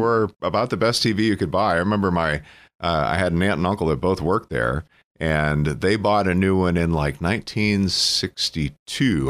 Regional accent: Emporium, Pennsylvania, United States; I'm from Cameron County. I'm from Emporium

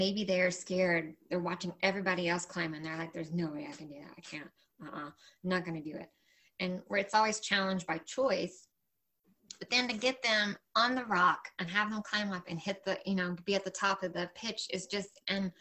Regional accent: Asheville Hickory area of North Carolina, United States; also born or lived in Roanoke, Virginia; I grew up primarily in Appalachia between, was born in Virginia and then raised in like the Asheville Hickory area of North Carolina

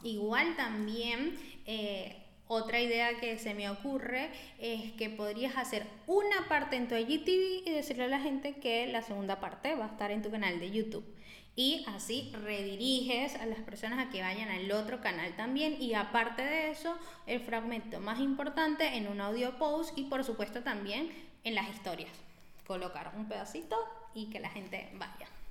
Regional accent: Venezuela; moved away; yo soy venezolana

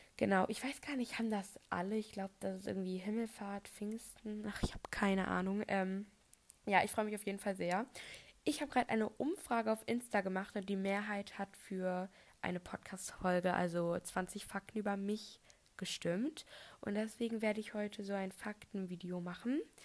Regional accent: North Frisia, Schleswig-Holstein, Germany; also born or lived in Bremen; ich bin aber hier in Nordfriesland geboren

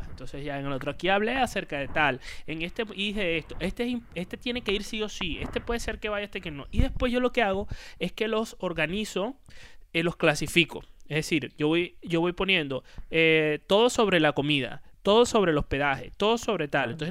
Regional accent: Puerto La Cruz, Anzoátegui, Venezuela; Mira, yo voy a poner nada más y nada menos que las empanadas del ferry de Puerto La Cruz.

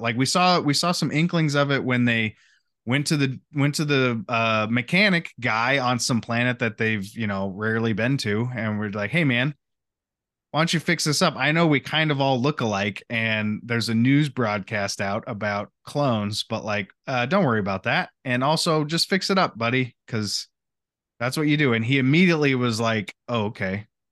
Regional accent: United States; as the American people

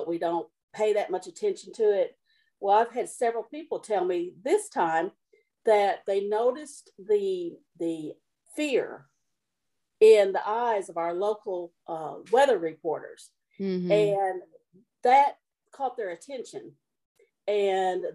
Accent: Mayfield, Kentucky, United States; I was raised here for most of my life. I was born in Mayfield. I went to school in Mayfield

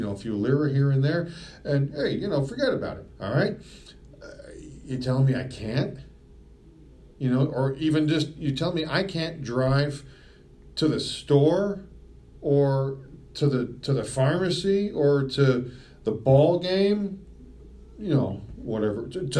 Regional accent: United States; Because I'm from the United States of America?

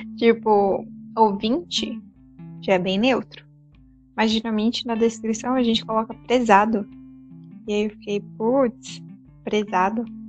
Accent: Brazil; a gente é brasileiro.

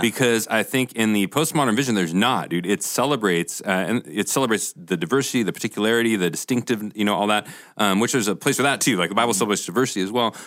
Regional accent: Portland, United States; moved away; I'm from Portland

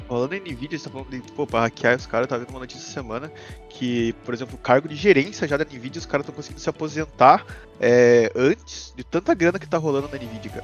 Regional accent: Joinville, Santa Catarina, Brazil; somos é de Joinville

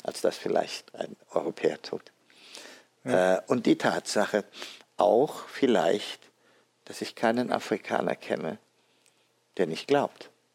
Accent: Addis Ababa, Ethiopia; moved away as an adult; also born or lived in Tübingen, Germany / Cambridge, England / Düsseldorf, Germany; now in Frankfurt, Germany; wurde am 31. Oktober 1948 in Addis Abeba, Äthiopien. Geboren also am Reformationstag. Mit sechs Jahren haben meine Eltern mich auf die deutsche Schule in Addis Abeba geschickt, wo ich dann zwölf Jahre später als einer der ersten Äthiopier das Abitur gemacht habe

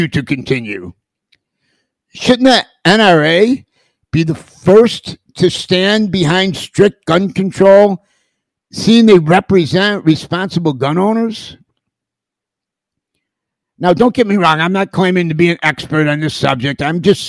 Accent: United States; I'm an American.

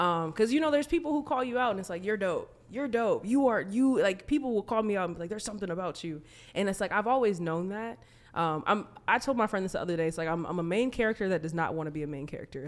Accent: United States; also born or lived in Minnesota; being American

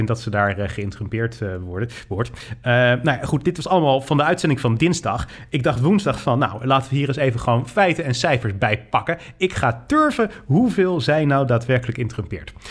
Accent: North Brabant, Netherlands; Ik kom uit Brabant, jij niet.

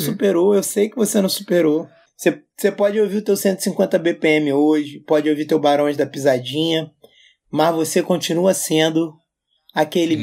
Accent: Rio de Janeiro, Brazil; eu sou carioca

